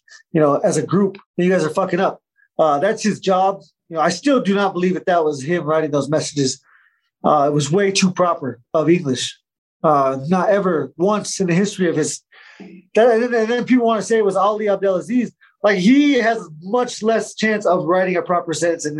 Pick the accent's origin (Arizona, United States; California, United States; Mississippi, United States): Arizona, United States; I'm from Arizona, so all my friends and family were there